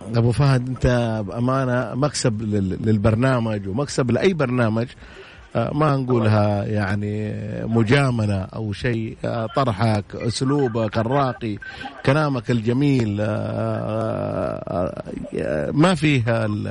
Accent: Saudi Arabia

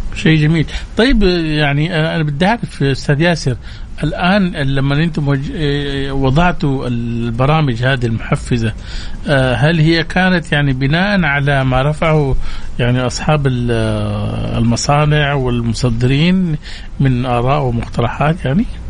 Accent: Saudi Arabia

